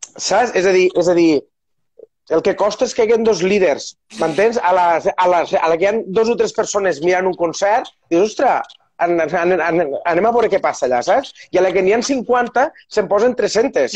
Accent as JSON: {"language": "Catalan", "area": "Terres de l'Ebre", "region": "Catalonia", "country": "Spain", "tie": "born or raised there", "said": "sóc de les Terres de l'Ebre"}